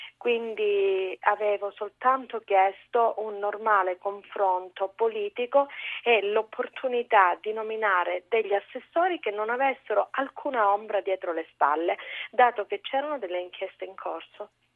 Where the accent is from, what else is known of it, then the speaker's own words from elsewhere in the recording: Calabria, Italy; Da Calabrese